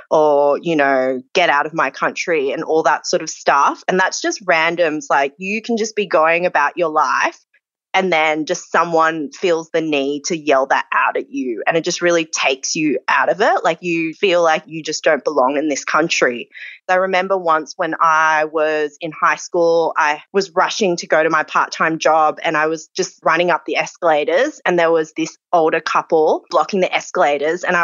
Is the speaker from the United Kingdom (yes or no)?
no; Australia; And I'm Asian Australian